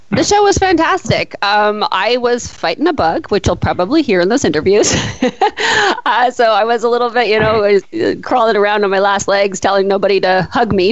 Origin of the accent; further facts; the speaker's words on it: near Edmonton, Alberta, Canada; now in Victoria, Canada; I grew up just near Edmonton when I was a kid, and I live in Victoria now